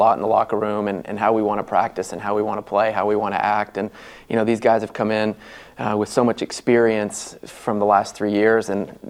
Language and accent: English; Amarillo, Texas, United States; moved away as an adult; also born or lived in Florida; now in Norman, United States; I grew up in Amarillo, Texas, Big 12, went to the University of Texas, so I kind of grew up in this area